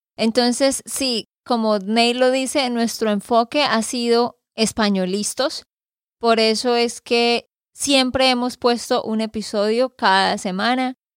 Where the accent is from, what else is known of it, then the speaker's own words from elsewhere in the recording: Santander, Colombia; de Santander, Colombia